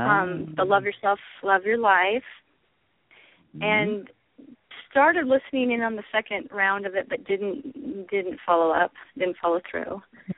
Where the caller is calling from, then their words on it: Moses Lake, Washington, United States; I'm calling from a small town in eastern Washington.